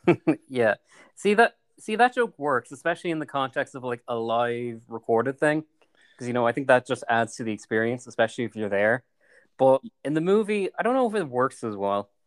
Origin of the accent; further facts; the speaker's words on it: Ireland; I am Irish, so I like watching movies about my country